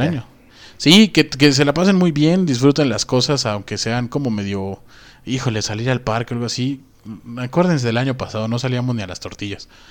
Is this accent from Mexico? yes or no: yes; Mexico City, Mexico; Como buen chilango